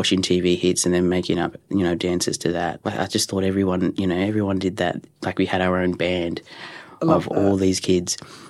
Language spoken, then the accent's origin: English; Culburra Beach, New South Wales, Australia; also born or lived in Dubbo; Yeah, I was born in Dubbo, and then my mum met a guy, and then moved to Culburra Beach, which is a beautiful coastal town.